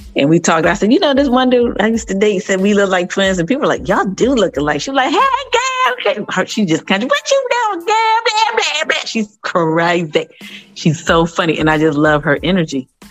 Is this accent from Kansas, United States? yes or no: no; Columbus, Ohio, United States; moved away as an adult; also born or lived in Los Angeles, California; now in Phoenix, United States; I'm originally from Columbus, Ohio. Currently residing here in hot ass uh, Phoenix, Arizona